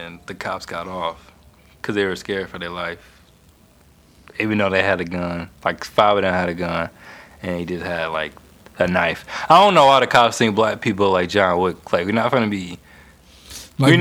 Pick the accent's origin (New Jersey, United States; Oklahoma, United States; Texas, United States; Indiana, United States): Indiana, United States; Fishers; I'm from Fishers, Indiana, man. It's a suburb outside of Indianapolis.